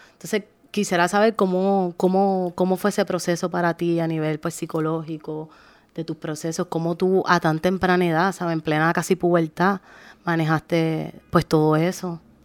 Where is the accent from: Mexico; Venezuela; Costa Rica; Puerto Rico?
Puerto Rico; Arroyo; soy de Arroyo